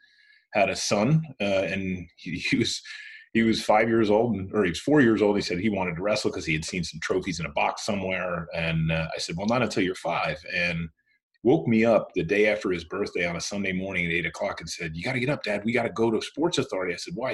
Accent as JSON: {"language": "English", "region": "Central New Jersey", "country": "United States", "tie": "born or raised there", "said": "born and raised in Jersey, Central Jersey"}